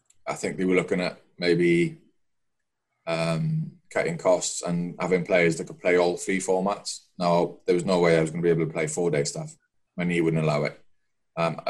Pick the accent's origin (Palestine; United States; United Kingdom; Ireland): United Kingdom; Welsh, Wales; Being a Welsh lad